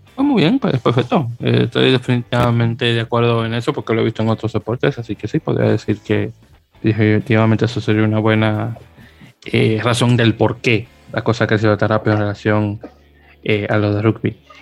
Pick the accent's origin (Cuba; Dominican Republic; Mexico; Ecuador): Dominican Republic; yo soy de la República Dominicana